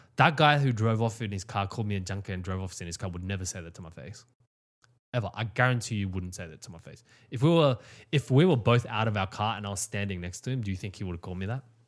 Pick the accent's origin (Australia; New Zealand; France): Australia; I was born in Australia